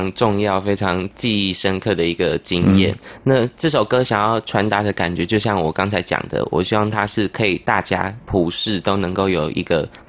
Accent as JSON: {"language": "Chinese", "region": "Tainan", "country": "Taiwan", "also_born_or_lived": "Taipei", "moved": "as an adult", "said": "那我是台南人，可是我是来台北医学大学读呼吸治疗学系。"}